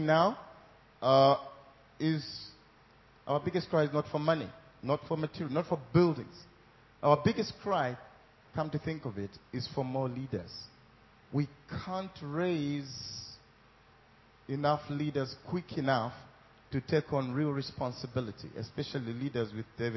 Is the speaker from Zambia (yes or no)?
yes; Zambia; I'm from Africa, Zambia